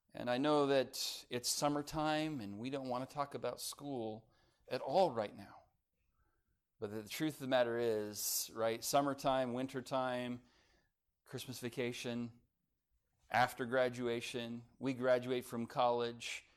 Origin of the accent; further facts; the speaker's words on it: Lancaster, California, United States; I grew up in Lancaster, California, home of the tumbleweeds